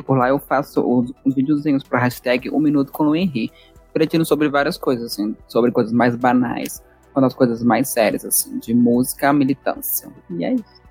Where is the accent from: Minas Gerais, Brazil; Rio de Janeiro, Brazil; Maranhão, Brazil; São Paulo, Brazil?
Minas Gerais, Brazil; Ribeirão das Neves; eu sou de Ribeirão das Neves, em Minas Gerais